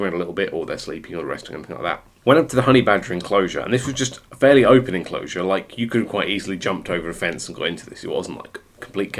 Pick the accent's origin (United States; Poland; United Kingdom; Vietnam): United Kingdom; West Country, South West England; growing up in the West Country in a rural setting